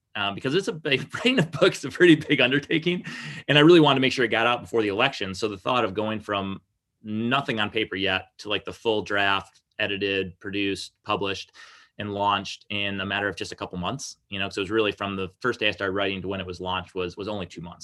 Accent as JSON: {"language": "English", "town": "Lansing", "region": "Michigan", "country": "United States", "tie": "born or raised there", "also_born_or_lived": "Okemos, Michigan", "said": "I was born and raised in the Greater Lansing area"}